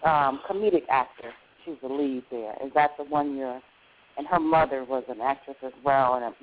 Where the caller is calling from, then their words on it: Cleveland, Ohio, United States; I'm calling from Cleveland, Ohio.